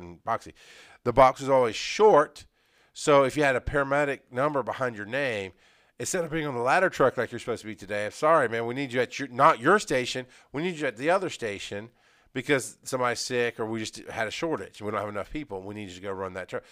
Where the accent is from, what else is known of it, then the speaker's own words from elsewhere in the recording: Athens, Georgia, United States; I was growing up in Athens. I was going to school in Athens.